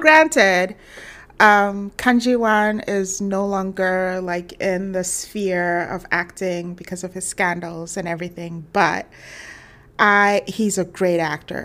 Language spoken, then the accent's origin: English; Ghana; I'm from Ghana